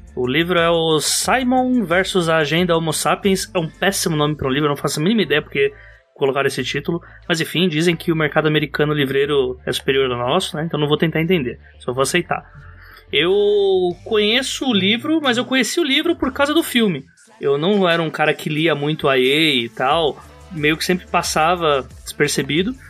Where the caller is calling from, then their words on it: São Paulo, Brazil; Eu falo do local mais importante de São Paulo, que é o bairro de Itaquera, Zona Leste